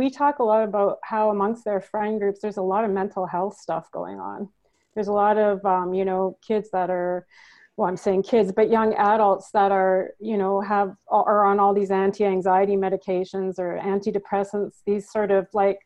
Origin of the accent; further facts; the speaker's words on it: Manitoba, Canada; accent: northern; now in Ontario, Canada; I'm from Manitoba, Canada originally, and we live in Ontario, Canada right now